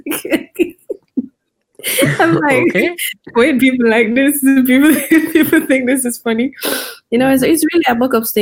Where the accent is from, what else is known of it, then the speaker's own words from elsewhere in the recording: Kingston, Jamaica; I grew up in Kingston.